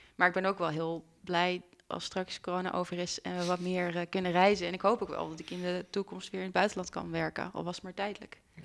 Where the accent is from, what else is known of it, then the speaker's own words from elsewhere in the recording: Netherlands; also born or lived in Leuven, Belgium; als Nederlander zegt dat je Frans spreekt